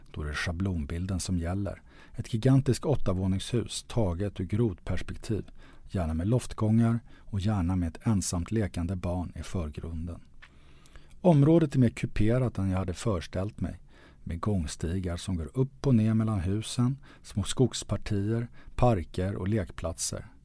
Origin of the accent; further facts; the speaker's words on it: Sweden; För att vi är svenskar?